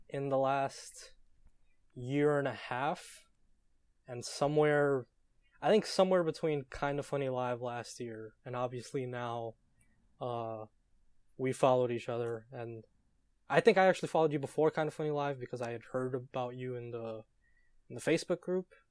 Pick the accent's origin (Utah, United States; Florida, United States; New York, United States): New York, United States; New York City; I hail from New York City, A K A Real America